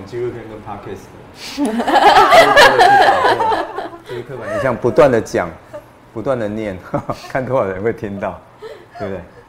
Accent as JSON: {"language": "Chinese", "country": "Taiwan", "said": "像我们台湾人的劳雇关系一样就好了。"}